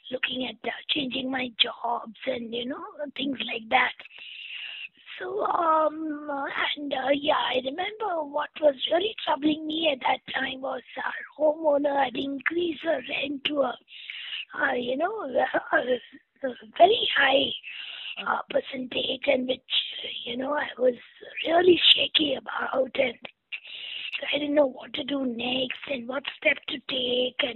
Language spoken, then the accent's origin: English; Kerala, India; Yeah, I am very proud prodigy of Kerala.